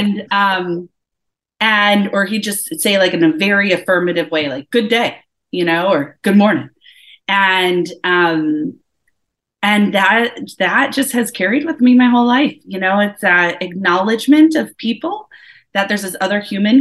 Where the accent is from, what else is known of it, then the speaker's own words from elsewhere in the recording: Woodridge, Illinois, United States; also born or lived in Elgin, Illinois; I was born in Elgin, Illinois. I was born and grew up in Woodridge, Illinois, which is like a small town outside of Chicago